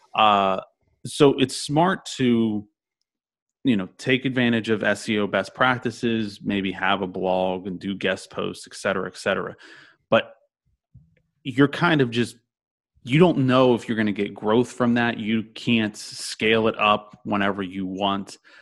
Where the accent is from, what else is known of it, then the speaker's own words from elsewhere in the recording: Orlando, Florida, United States; I'm from Orlando